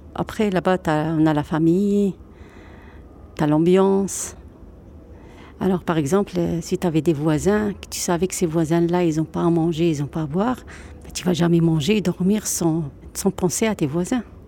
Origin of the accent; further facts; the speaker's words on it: Oujda, Oriental, Morocco; now in Dunkirk, France; J'ai grandi au Maroc. C'était à Oujda